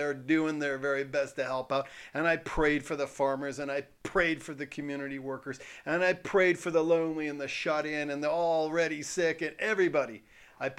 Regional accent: Canada; I'm Canadian

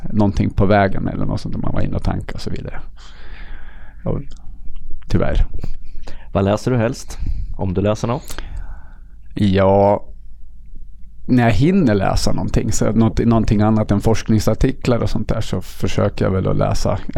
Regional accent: Riddarhyttan, Västmanland, Sweden; Jag kommer från Riddarhyttan, en liten ort i norra Västmanland på gränsen till Dalarna. Många tror jag att det är från Dalarna på grund av mitt, mitt eh, min dialekt.

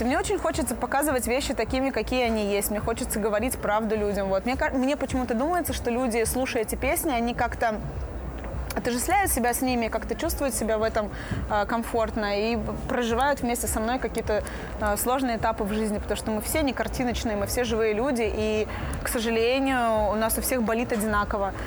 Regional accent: Belarus; я белоруска

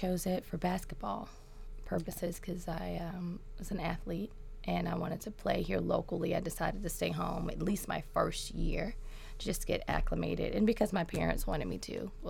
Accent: Memphis, Tennessee, United States; Orange Mound. What's up? Throw them O's. Yes, yes, yes.

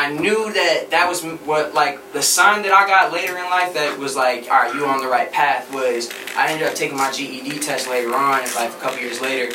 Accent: Boston, Massachusetts, United States; now in Los Angeles, United States; I'm from Boston

